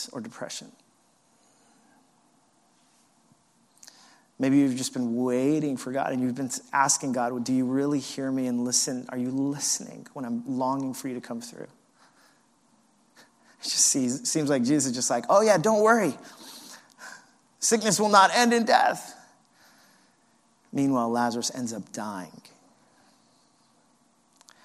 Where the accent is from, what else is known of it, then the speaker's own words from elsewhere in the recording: New York, United States; as a New Yorker